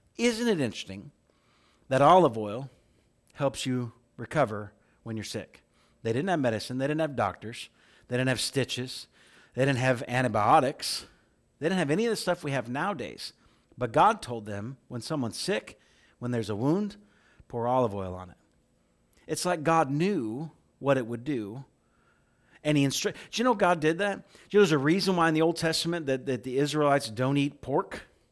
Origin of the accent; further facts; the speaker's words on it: middle of Illinois, United States; moved away as an adult; also born or lived in Oklahoma / California; I grew up in Corn Country, middle of Illinois